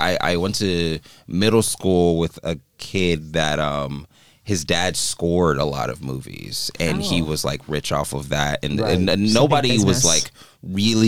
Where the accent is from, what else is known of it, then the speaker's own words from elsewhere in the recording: Los Angeles, California, United States; from Los Angeles